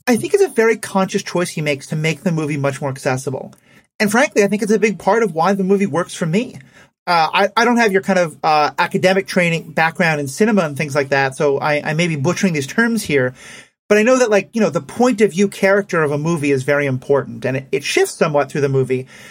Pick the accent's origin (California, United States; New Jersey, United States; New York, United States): New York, United States; New York City; And I grew up in New York City